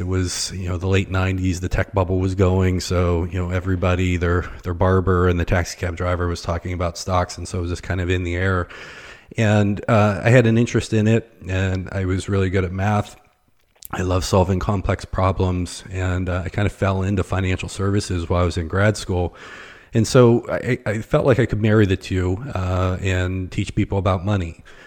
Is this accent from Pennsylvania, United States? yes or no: yes; Pittsburgh, Pennsylvania, United States; moved away as an adult; also born or lived in Northeast Ohio; now in Akron, United States; I was born and raised near Pittsburgh. I was actually, uh, on the north side of town